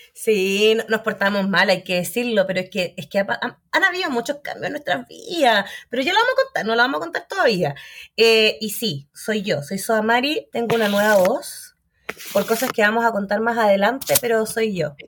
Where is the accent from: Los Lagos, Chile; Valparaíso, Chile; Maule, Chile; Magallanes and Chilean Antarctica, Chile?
Magallanes and Chilean Antarctica, Chile; now in Santiago, Chile; soy de Magallanes